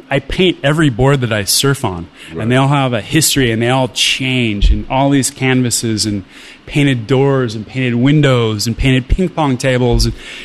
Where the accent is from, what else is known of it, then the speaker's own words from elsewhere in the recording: Orange County, California, United States; I grew up in the middle of the surf industry. So I grew up in Orange County.